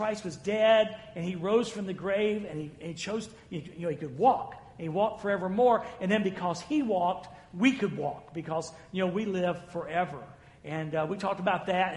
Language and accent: English; the South, United States; I'm from the South